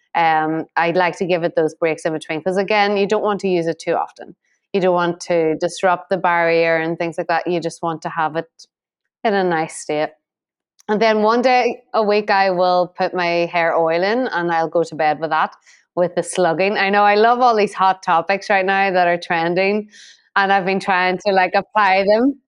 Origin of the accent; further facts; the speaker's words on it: Ireland; Being Irish